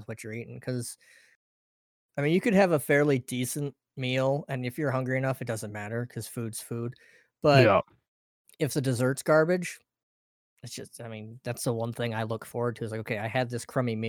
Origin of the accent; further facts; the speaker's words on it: Oregon, United States; moved away as an adult; I'm originally from Oregon